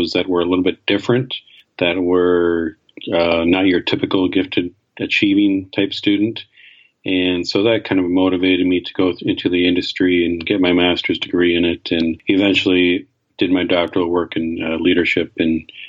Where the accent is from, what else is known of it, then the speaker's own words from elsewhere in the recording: Canada; I grew up in Canada